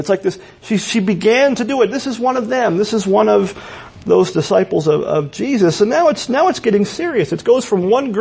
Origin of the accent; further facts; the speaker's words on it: Pennsylvania, United States; parts of Pennsylvania where I'm from, people say we have accents